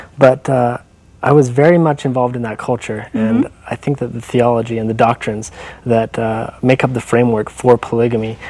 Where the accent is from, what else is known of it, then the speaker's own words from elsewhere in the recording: Payson, Utah, United States; also born or lived in Rocky Ridge, Utah; I was born here in Utah Valley. Almost always, all of my life, I've lived here